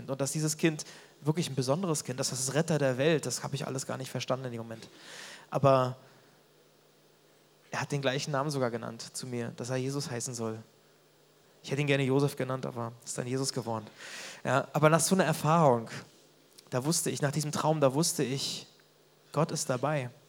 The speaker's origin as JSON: {"language": "German", "region": "Mecklenburg-Vorpommern", "country": "Germany", "tie": "born or raised there", "said": "Und dann musste ich nach Mecklenburg irgendwie zurück, da wo ich aufgewachsen bin."}